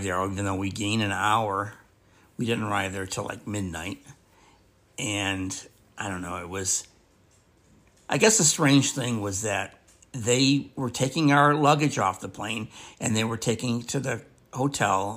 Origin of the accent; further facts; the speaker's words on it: Midwest, United States; we're from the Midwest